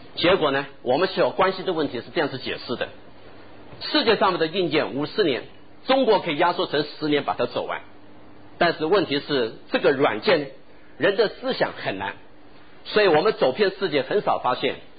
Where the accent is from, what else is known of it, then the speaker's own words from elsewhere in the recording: Taiwan; moved away; also born or lived in Shanghai, China / United States / United Kingdom / Japan; 我因为在台湾长大，在美国和英国求学，又在日本工作